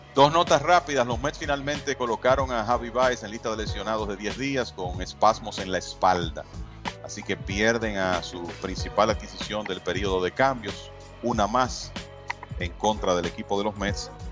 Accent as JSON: {"language": "Spanish", "country": "Dominican Republic", "said": "como dominicano y latino"}